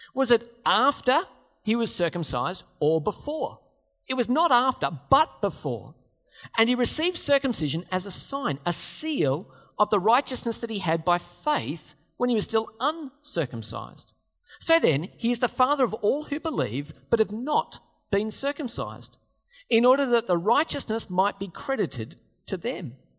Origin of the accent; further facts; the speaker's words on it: Australia; We're Australians